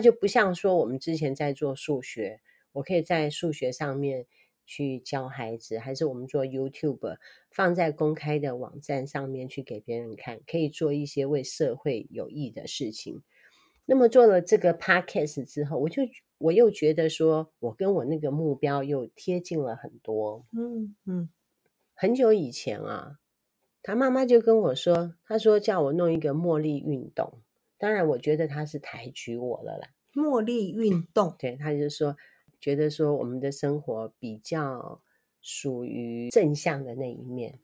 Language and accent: Chinese; Taiwan; 我们台湾人是太健康了吗？